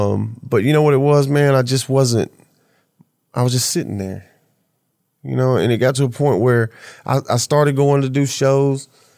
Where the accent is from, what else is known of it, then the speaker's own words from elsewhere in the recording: the South, United States; Yeah, I'm from the South, man.